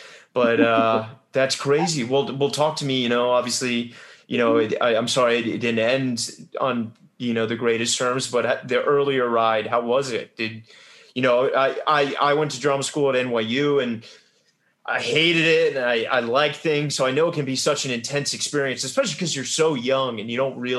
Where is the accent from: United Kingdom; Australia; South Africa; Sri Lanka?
United Kingdom; England; You know, obviously growing up in England, you know, there, I think, the drama school, you know, it's so rooted in Elizabethan roots.